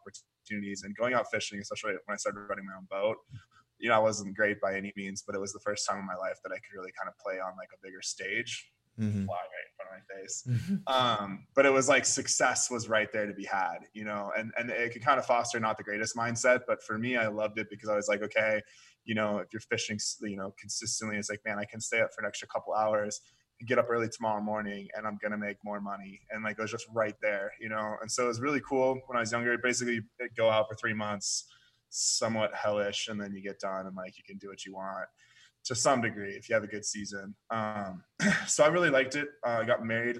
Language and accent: English; Oregon, United States; moved away as an adult; also born or lived in Seattle, Washington / Alaska; I was born in Seattle, moved down to Oregon. That's where I spent most of my life